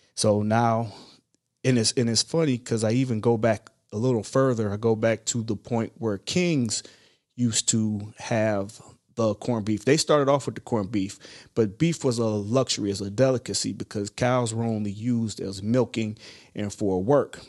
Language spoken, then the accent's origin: English; Ohio, United States; moved away as an adult; I'm originally from Ohio